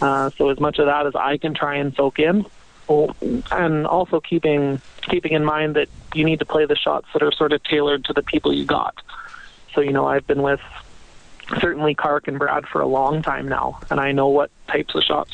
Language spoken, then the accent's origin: English; Sherwood Park, Alberta, Canada; I'm from Sherwood Park